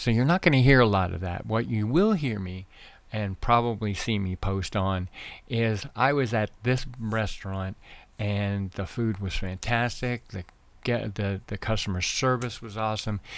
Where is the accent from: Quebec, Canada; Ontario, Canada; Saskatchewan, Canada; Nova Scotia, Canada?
Nova Scotia, Canada; now in Arizona, United States; I was raised in Nova Scotia, Canada